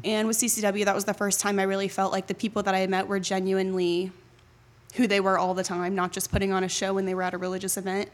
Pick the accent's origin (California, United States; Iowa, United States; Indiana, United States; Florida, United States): Florida, United States; Jacksonville; I was born and raised in Jacksonville, so I was actually born at N A S Jacks